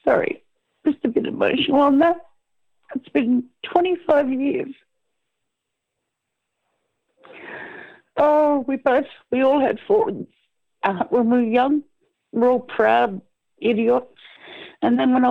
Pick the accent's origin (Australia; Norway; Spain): Australia; I'm just Australian.